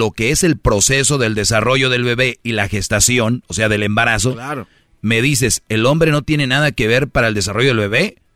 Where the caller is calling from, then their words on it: San Nicolás de los Garza, Nuevo León, Mexico; Yo vengo a decirles, oigan, vengo desde San Nicolás de los Garza a una radio nacional a decirles, estamos mal.